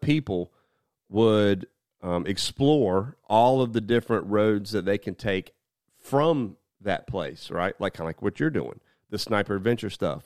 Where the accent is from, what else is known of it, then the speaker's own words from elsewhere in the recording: United States; as an American